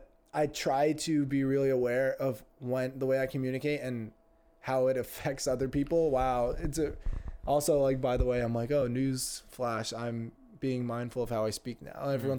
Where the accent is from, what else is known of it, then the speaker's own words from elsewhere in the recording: Greenwich, Connecticut, United States; I grew up in also a upper middle class bubble with in Greenwich, Connecticut